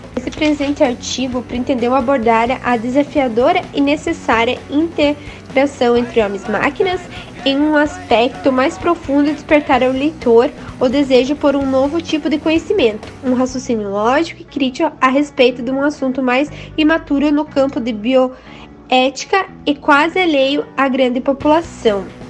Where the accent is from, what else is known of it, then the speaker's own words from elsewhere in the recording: Videira, Santa Catarina, Brazil; sou da cidade de Videira.